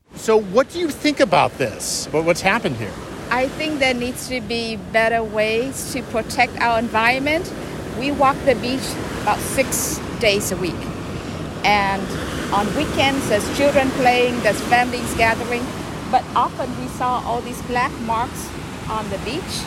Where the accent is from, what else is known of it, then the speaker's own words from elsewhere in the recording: San Diego, California, United States; I grew up in Southern California in San Diego